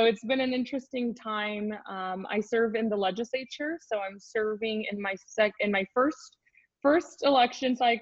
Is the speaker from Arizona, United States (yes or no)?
yes; Tucson, Arizona, United States; I'm from Tucson, Arizona. I was born and raised here